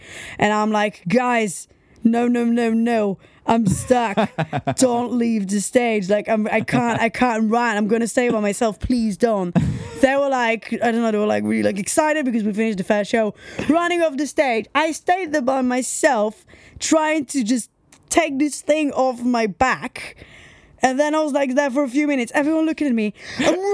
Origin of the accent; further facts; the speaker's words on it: Tel Aviv, Tel Aviv District, Israel; now in United Kingdom; I'm from a sunny place. I'm from Tel Aviv